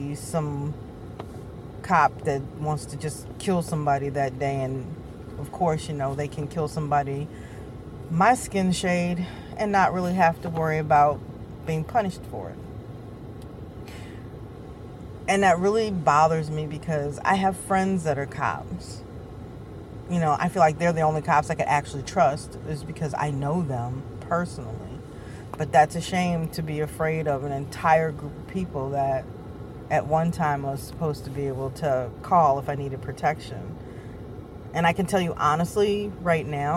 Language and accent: English; United States; I was born here, so I am American.